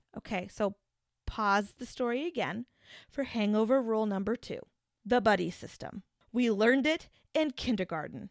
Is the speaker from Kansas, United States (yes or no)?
yes; the Topeka, Kansas area, United States; Being from the area, I think I'd describe Topeka as being more urban